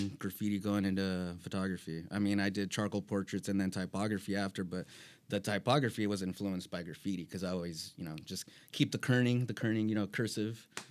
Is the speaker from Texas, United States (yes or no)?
no; San Bernardino, California, United States; moved away as an adult; originally I'm from San Bernardino